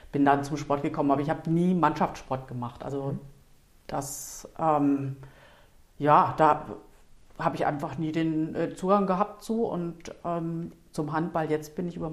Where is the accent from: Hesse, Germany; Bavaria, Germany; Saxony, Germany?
Hesse, Germany; Eschwege; Ich bin aufgewachsen in Nordhessen, in mhm. einer äh, ja, relativ kleinen Stadt